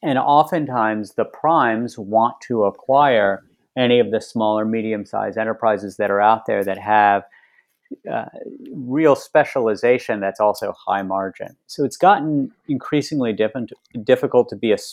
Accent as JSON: {"language": "English", "region": "West Virginia", "country": "United States", "tie": "born or raised there", "said": "When I was growing up in West Virginia, there were lots of companies based in West Virginia."}